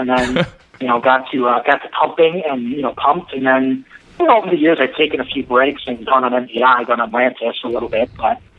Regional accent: Southeast Michigan, United States; moved away as an adult; also born or lived in Indianapolis, Indiana; We're from here, basically, this whole Southeast Michigan area, the Big Finger area of the Midden, originally. And we actually lived in 10 years in Indianapolis.

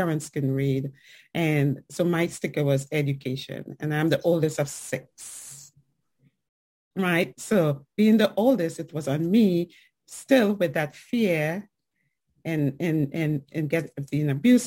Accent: Trinidad & Tobago; accent: island and New York accent; also born or lived in New York, United States; now in Fayetteville, United States; growing up in Trinidad and Tobago as a young woman

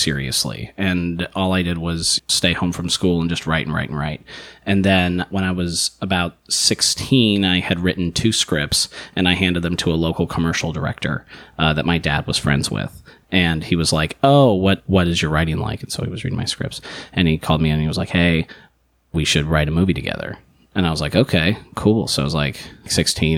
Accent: Tucson, Arizona, United States; moved away; I grew up in Tucson, Arizona, and in the outskirts

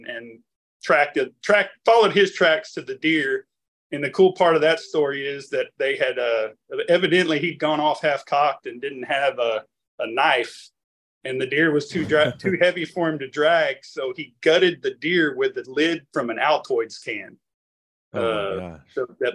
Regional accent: Weslaco, Texas, United States; moved away as an adult; also born or lived in College Station, Texas / Alice, Texas; now in Austin, United States; I was born down in the Rio Grande Valley in West Laco, Texas, grew up there

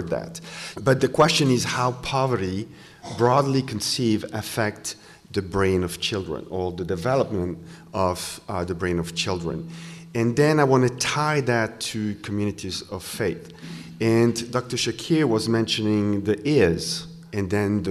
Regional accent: Switzerland; English is a second language; now in Wisconsin, United States; I come from Switzerland, this is why I have a little accent, but I come from a country where everybody's covered.

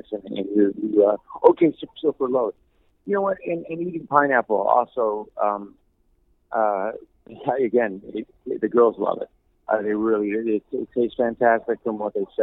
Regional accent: Cleveland, Ohio, United States; moved away; I'm from Cleveland, and I'm very proud to be from Cleveland

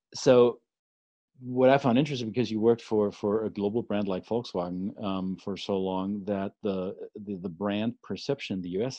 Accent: Germany; moved away as an adult; now in United States; when I grew up in the 80s and 90s in, in Germany

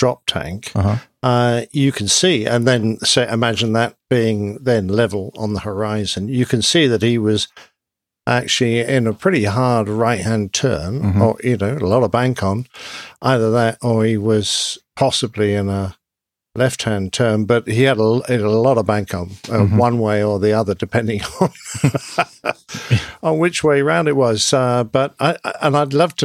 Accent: England, United Kingdom; I'm English.

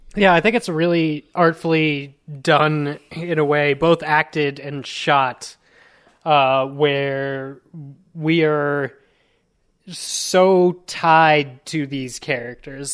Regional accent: United States; I'm just a American, uh, Latin

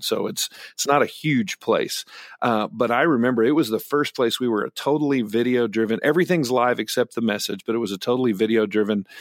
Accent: Great Bend, Kansas, United States; I grew up in Great Bend, Kansas

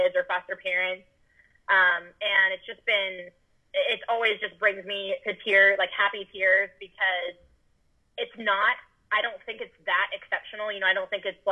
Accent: Austin, Texas, United States; also born or lived in Dallas; I moved back from Dallas to Austin, which is my hometown, My parents live here

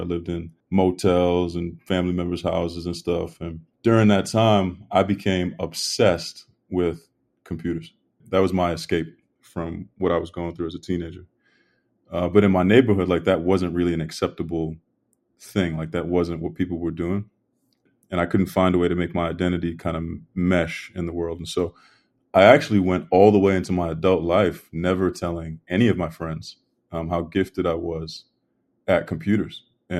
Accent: Brockton, Massachusetts, United States; I'm from Brockton, Massachusetts

